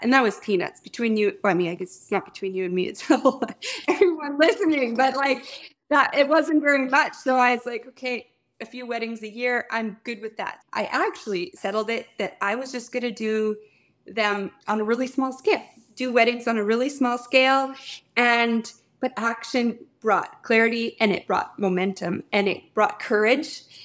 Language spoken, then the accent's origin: English; Fort Qu'Appelle, Saskatchewan, Canada; my hometown, which is Fort Capel, Saskatchewan